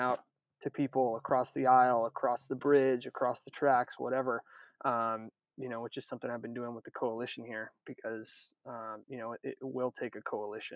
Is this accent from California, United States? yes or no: yes; Northern California, United States; moved away as an adult; also born or lived in Maine; I'm from Northern California originally